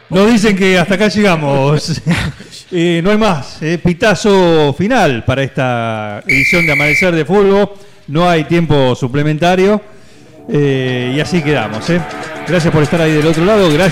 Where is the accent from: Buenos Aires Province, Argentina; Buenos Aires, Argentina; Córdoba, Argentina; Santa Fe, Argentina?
Santa Fe, Argentina; Las Toberas; Yo soy de las Toberas.